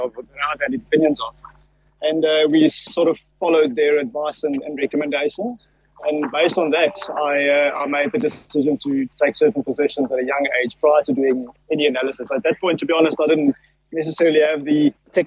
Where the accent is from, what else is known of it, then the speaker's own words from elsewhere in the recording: Pretoria, Gauteng, South Africa; I grew up in Pretoria, in the northern suburbs of Pretoria